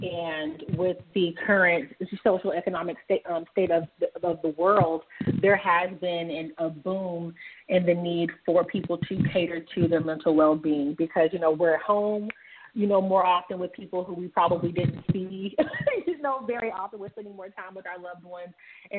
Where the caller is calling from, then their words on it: Atlanta, Georgia, United States; I am calling in from Atlanta, Georgia.